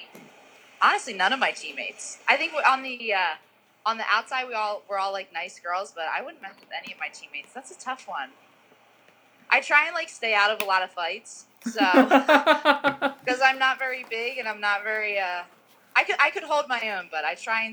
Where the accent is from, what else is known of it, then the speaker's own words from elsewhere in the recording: New Jersey, United States; now in Utah, United States; I'm from New Jersey